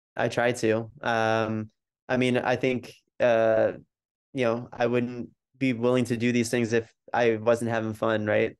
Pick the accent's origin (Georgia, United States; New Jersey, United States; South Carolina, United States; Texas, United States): New Jersey, United States; I was born and raised in New Jersey